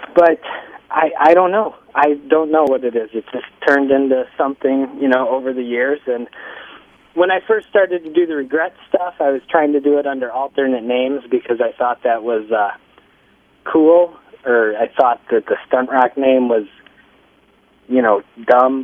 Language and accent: English; Zion, Midwest, United States; We're from the Midwest